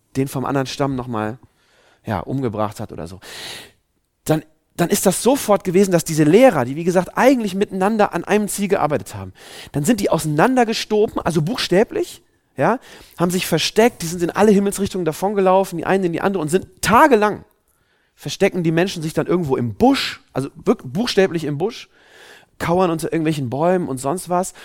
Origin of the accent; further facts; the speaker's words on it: Germany; wir Deutschen sind ja ein sehr, ja, ein sehr rationales Volk